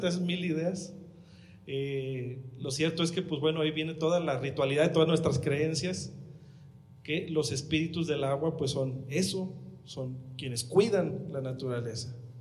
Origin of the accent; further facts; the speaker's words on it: Huasteca, Mexico; accent: Huastecan Spanish; a nosotros como habitantes de allá, de, de los pueblitos, se nos educa diciendo que hablamos mal